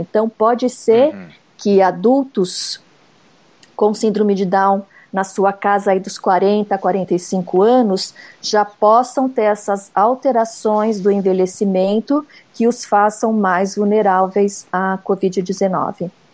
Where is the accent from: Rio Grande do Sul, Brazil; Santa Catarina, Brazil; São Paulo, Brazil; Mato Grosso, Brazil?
São Paulo, Brazil; eu sou aqui de São Paulo mesmo, de uma cidade perto da capital